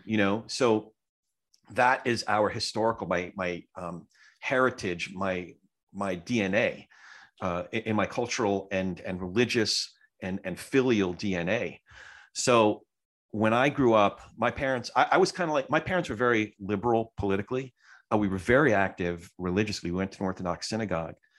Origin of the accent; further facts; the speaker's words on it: New Jersey, United States; I'm a Jew from Jersey, so, like, some of that Jersey comes out.